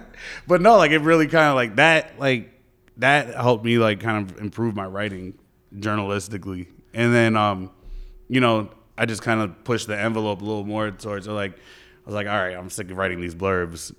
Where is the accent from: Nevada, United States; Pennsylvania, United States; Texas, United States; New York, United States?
New York, United States; New York City; moved away as an adult; also born or lived in Fayetteville, North Carolina; now in Raleigh, United States; I'm from the Bronx